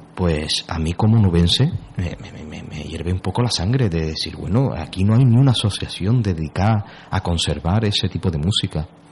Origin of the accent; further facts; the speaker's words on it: Huelva, Andalusia, Spain; yo soy, vamos, de Huelva más que un choco